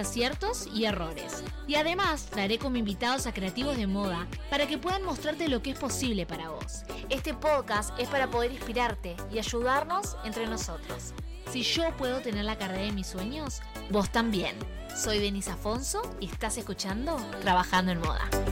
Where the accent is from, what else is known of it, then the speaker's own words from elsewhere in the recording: Argentina; now in Canada; Soy argentina y vivo en Canadá.